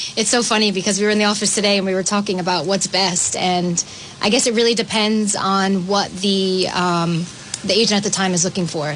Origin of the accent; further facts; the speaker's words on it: Cranston, Rhode Island, United States; born and raised in Cranston